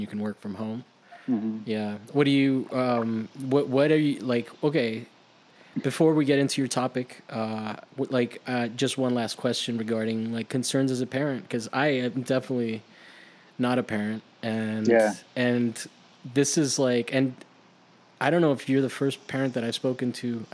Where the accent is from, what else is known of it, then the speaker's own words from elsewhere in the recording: Florida, United States; also born or lived in Miami / Italy; now in California, United States; I'm from Florida